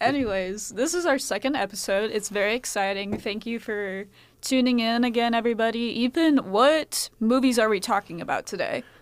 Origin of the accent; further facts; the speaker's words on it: United States; as an American